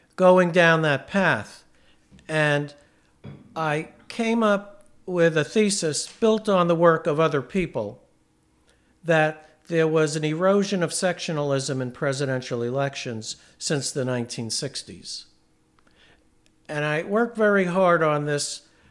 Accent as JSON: {"language": "English", "region": "New York", "country": "United States", "tie": "born or raised there", "said": "I was born into, um, New York State, and I grew up in New York State."}